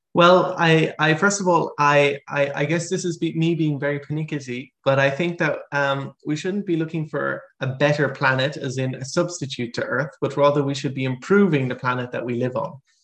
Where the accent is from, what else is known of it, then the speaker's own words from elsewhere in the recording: Ireland; now in Netherlands; I'm originally Irish